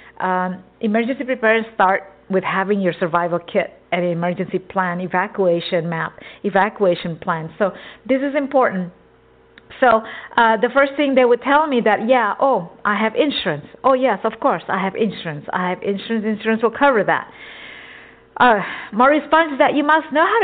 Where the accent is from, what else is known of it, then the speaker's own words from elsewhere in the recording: Texas, United States; also born or lived in an island; now in California, United States; I grew up in Texas since I was, 4 years old.